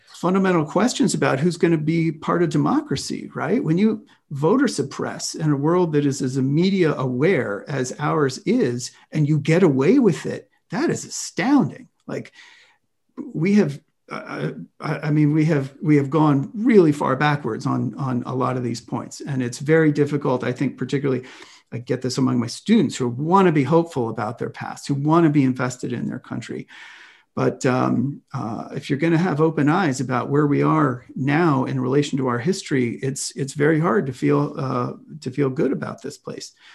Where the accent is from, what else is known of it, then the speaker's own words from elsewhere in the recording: Washington, District of Columbia, United States; moved away; also born or lived in Bay Area, California; I grew up in Washington, D C